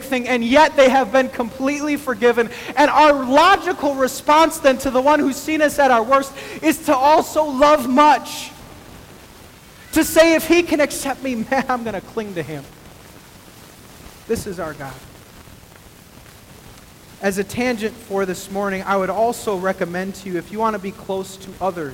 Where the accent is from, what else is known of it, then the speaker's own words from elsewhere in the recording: El Paso, Texas, United States; moved away; also born or lived in Midwest; I was born in El Paso, Texas